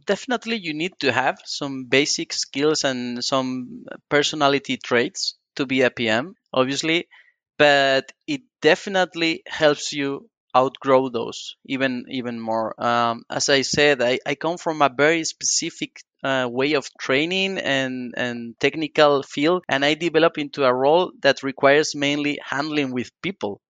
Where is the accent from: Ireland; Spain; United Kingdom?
Spain; northern Spain; I come from a very small town in the northern part of Spain.